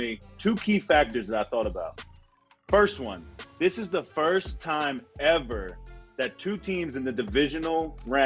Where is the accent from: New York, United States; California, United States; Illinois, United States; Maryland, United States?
Maryland, United States; Baltimore; I'm from Baltimore, born and raised